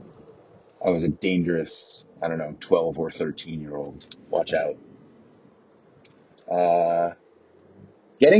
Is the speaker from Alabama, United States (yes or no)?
no; Merrick, New York, United States; moved away; There used to be a male strip club in my hometown, where Uncle Tony still lives.